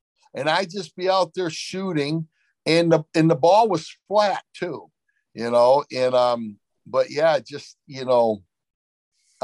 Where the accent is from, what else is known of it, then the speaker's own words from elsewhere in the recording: Flint, Michigan, United States; I grew up in Flint, Michigan